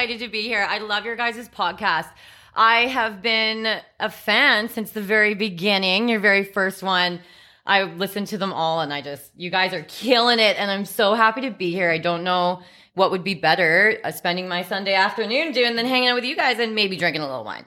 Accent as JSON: {"language": "English", "town": "Red Deer", "region": "Alberta", "country": "Canada", "tie": "born or raised there", "also_born_or_lived": "Victoria, British Columbia", "said": "I ended up actually moving to Red Deer, Alberta. Moved in with my father when I was around seven or eight years old there"}